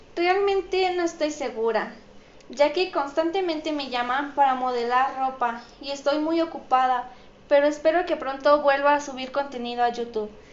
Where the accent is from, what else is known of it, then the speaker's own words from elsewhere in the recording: Mexico; soy mexicana y represento a mi país